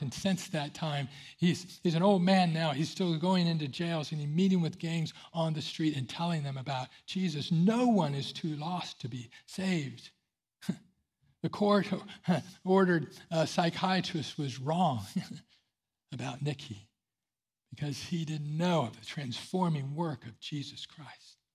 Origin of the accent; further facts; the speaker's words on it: Central California, United States; I grew up in Central California